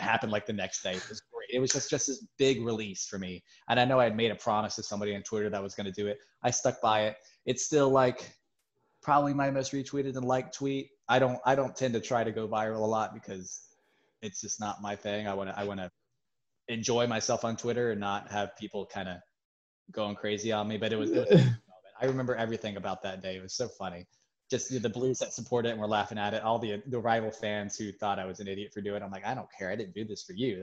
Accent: Charlotte, North Carolina, United States; moved away as an adult; now in Annapolis, United States; I'm originally from Charlotte, North Carolina. I actually just moved up here about about three months ago now. Um, me and my girlfriend, it was just an opportunity for us. I lived in Charlotte my whole life.

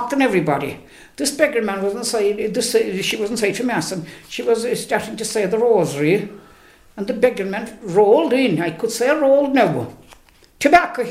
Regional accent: Fohorees, Munster, Ireland; I was born back in Fohorees, and I'm 80 years of age

